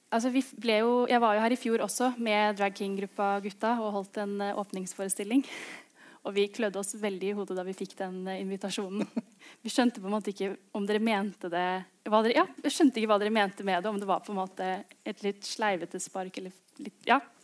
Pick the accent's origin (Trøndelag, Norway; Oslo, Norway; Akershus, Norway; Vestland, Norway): Oslo, Norway; Begge foreldrene mine er derfra, men jeg har vokst opp i, i Oslo.